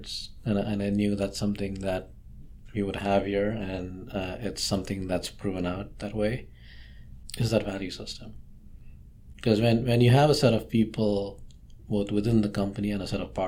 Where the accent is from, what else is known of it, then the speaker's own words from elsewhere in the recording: India; moved away; growing up in India or in just Southeast Asia